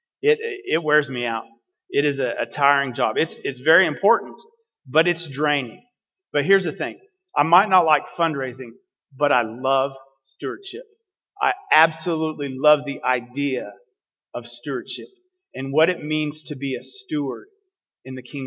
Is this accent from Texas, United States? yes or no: yes; Dalhart, Texas, United States; also born or lived in Lubbock, Texas; I grew up in Dalhart, Texas, way north of here, in the Panhandle